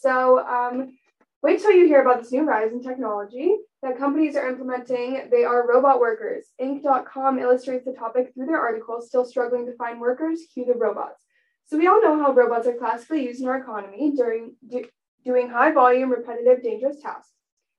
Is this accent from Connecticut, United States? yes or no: no; Rockville, Maryland, United States; I'm from Rockville, Maryland